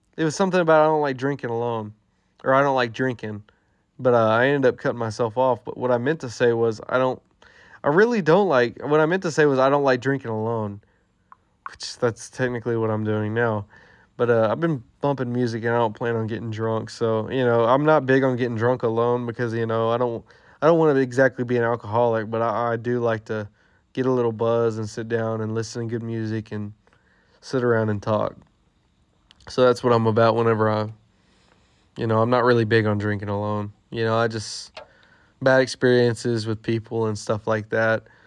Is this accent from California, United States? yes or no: no; Texas, United States; we're from Texas